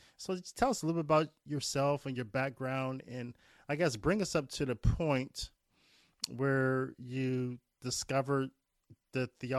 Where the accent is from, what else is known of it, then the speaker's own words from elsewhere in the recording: Midwest, United States; And I'm from the Midwest, so I can't really tell mm-hmm. the difference between a New York accent and a New Jersey accent.